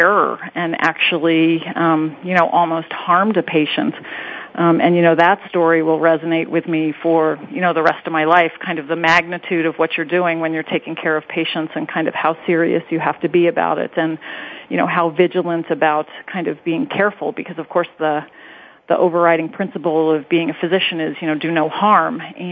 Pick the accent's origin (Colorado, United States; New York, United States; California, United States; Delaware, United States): New York, United States; Long Island; moved away as an adult; also born or lived in Chicago, Illinois; now in Cincinnati, United States; East Coast trained, New York, Long Island girl coming to the Midwest